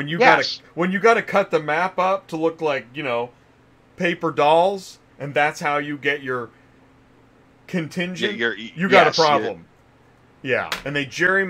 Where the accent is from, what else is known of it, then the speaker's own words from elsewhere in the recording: Midwest, United States; also born or lived in California; now in Kansas City, United States; I'm from the Midwest. I know the Midwest